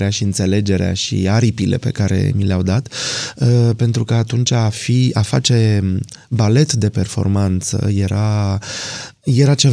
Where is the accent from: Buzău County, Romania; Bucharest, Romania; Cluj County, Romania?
Bucharest, Romania; born there; Uh, pe șoseaua Giurgiului, într-un bloc cu 15 etaje.